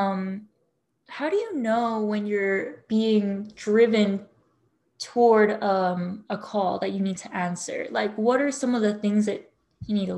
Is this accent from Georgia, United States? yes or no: no; Hawaii, United States; I grew up in Hawaii